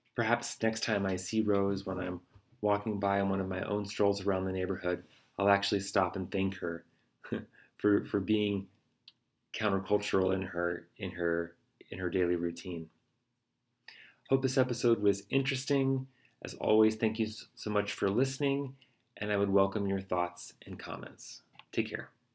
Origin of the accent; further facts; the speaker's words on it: United States; as an American